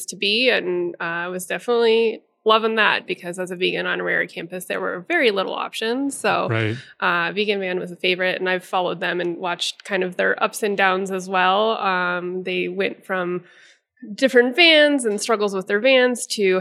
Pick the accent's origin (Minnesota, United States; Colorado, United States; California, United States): Colorado, United States; Denver; I am born and raised in Denver